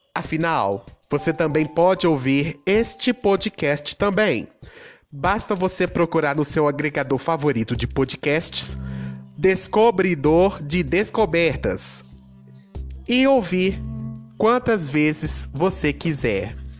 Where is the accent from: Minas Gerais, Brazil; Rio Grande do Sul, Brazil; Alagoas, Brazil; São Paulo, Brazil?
Minas Gerais, Brazil; Itabira; sou natural da cidade de Itabira, Minas Gerais